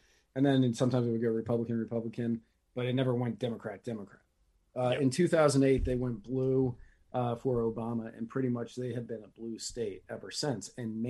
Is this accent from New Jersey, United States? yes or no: no; Prince William County, Virginia, United States; I grew up in Prince William County, so I know the area relatively well.